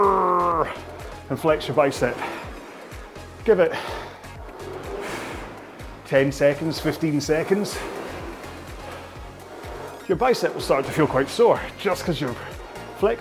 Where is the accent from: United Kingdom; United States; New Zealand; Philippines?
United Kingdom; Scotland; I'm Scottish